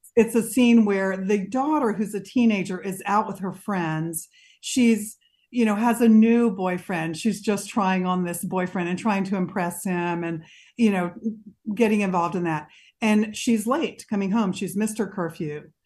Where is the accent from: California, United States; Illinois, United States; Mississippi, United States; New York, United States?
Mississippi, United States; I grew up in Mississippi